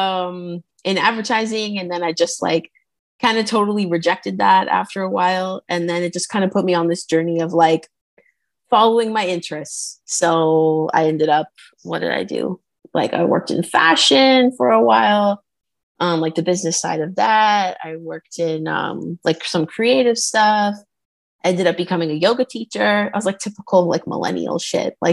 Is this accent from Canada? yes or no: yes; Canada; I'm from Canada.